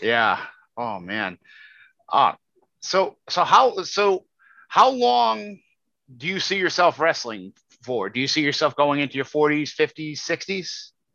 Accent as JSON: {"language": "English", "country": "United States", "said": "as an American"}